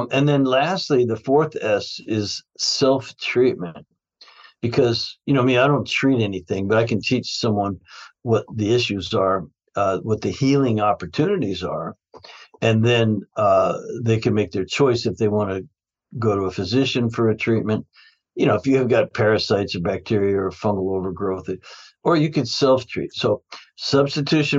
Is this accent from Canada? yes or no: yes; Canada; I grew up in Canada